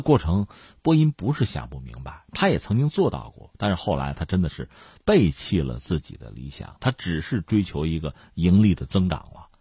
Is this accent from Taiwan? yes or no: no; China; 我是中国人